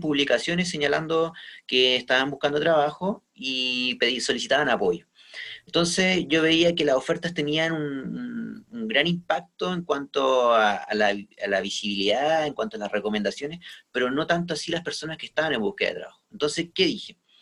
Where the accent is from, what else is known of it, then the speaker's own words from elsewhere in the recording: Quillota, Valparaíso, Chile; also born or lived in Viña del Mar; Yo soy de la quinta región, de hecho, soy de, de Quillota